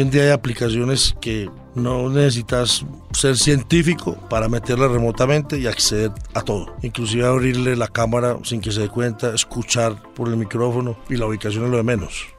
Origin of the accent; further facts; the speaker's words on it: Colombia; somos los colombianos.